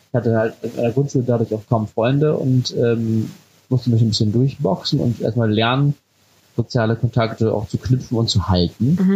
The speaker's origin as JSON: {"language": "German", "town": "Cuxhaven", "region": "Lower Saxony", "country": "Germany", "tie": "born or raised there", "also_born_or_lived": "Haselünne", "said": "Ich bin geboren in Haselünne, habe von der Stadt aber nie was gesehen, sondern bin aufgewachsen in Cuxhaven an der Küste. Mhm auch in einem kleinen Dorf"}